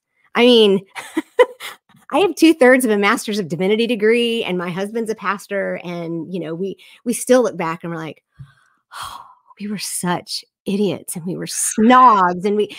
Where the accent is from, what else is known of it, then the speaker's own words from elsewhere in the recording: the South, United States; Again, I am from the South, the evangelical South, where we love to have all the answers for everything.